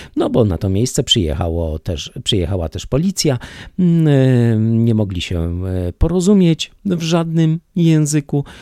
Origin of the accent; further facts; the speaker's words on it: Poland; jako Polak, jako rodowity Polak z krwi i kości mieszkający od dziada, pradziada na tych ziemiach